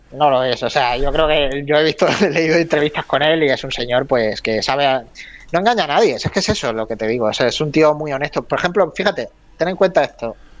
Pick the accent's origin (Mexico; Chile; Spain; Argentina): Spain; Málaga, Andalusia; tú, y yo somos malagueños